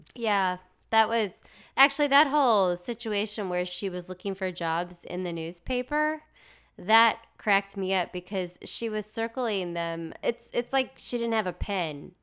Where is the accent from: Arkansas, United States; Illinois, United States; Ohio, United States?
Arkansas, United States; I'm from Arkansas.